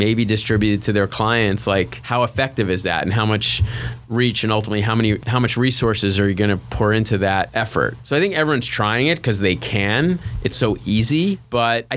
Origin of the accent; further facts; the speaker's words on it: Long Island, New York, United States; I grew up out on Long Island